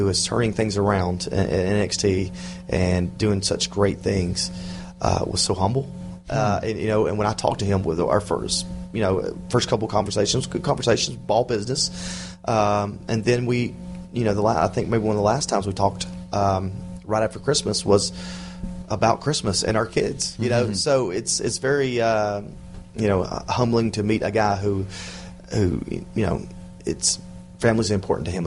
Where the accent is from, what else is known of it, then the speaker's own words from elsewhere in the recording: the South, United States; because I was from the South